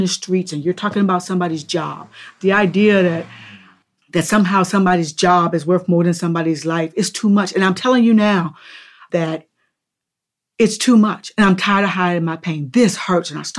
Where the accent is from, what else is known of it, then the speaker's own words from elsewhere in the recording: Upper Marlboro, Maryland, United States; I grew up in Upper Marlboro